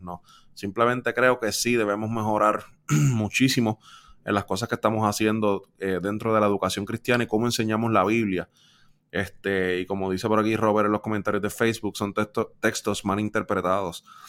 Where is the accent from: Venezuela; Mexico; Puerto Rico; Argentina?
Puerto Rico; viviendo y creciendo en Puerto Rico por 27 años